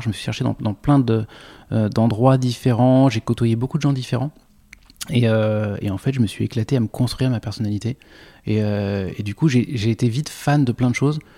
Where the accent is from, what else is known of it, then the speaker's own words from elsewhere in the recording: Noisy-le-Roi, Île-de-France, France; also born or lived in Le Chesnay; j'ai grandi dans, un, dans une toute petite ville au-delà de Versailles euh, qui s'appelle Noisy-le-Roi